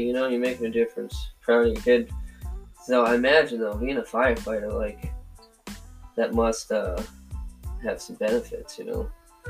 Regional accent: Brockton, Massachusetts, United States; growing up in Brockton, we have shitty-ass roads.

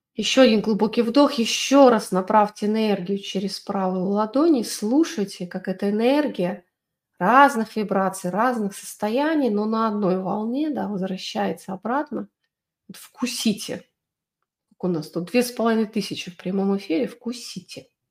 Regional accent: Belarus; я выросла в Беларуси, в военном городке

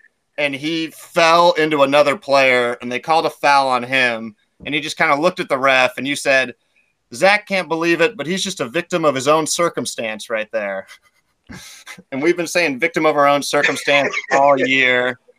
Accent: Portland, Oregon, United States; we're from Portland and we're big Portland area basketball fans.

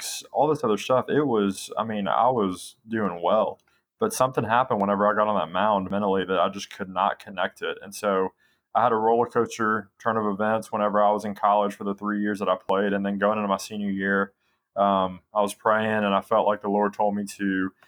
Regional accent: Memphis, Tennessee, United States; also born or lived in North Carolina; now in Nashville, United States; I was born in North Carolina, ended up moving to Memphis when I was 3

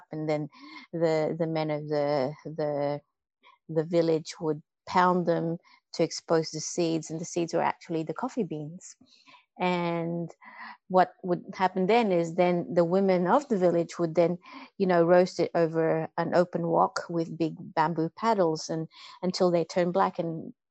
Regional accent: Philippines; I grew up with coffee in the Philippines.

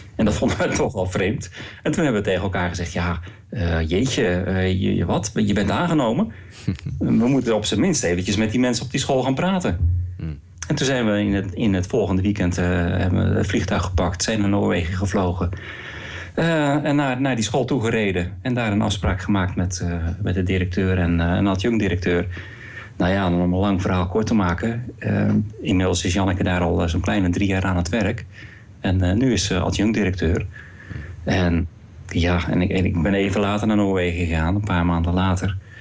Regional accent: Rotterdam, South Holland, Netherlands; moved away as an adult; also born or lived in Waalwijk; now in Norway; ik ben een, geboren in Rotterdam

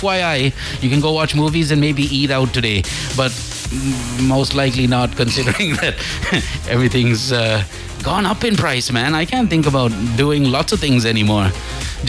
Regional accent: Sri Lanka; We're Sri Lankan

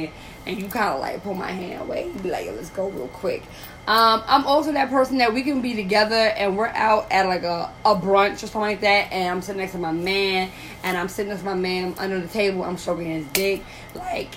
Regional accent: New York, United States; I'm from New York

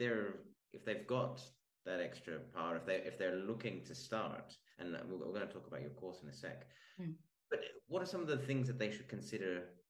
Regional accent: Australia; now in Spain; I'm Australian

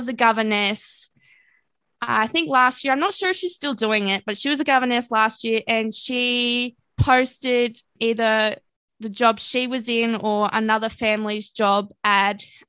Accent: Ipswich, Queensland, Australia; I grew up in Ipswich

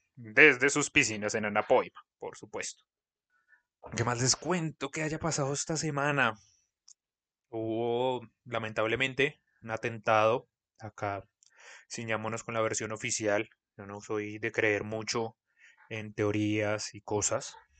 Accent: Colombia; nuestras diferencias como colombianos

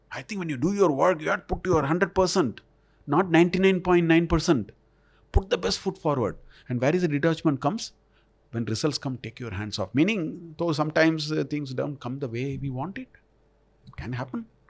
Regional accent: India; I am already an Indian

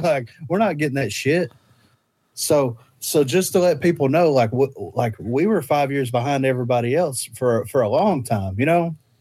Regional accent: Alabama, United States; we're from Alabama.

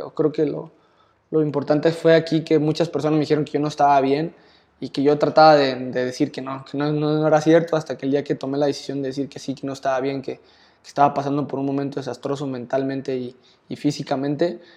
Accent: Jalisco, Mexico; pues Osvaldo Sánchez creo que era mi máxima figura en la portería porque pues soy de Jalisco, le vas a las Chivas

